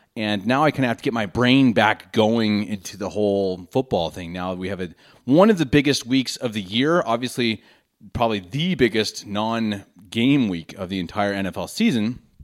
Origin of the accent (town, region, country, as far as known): Denver, Colorado, United States; born or raised there; moved away as an adult; now in Munich, Germany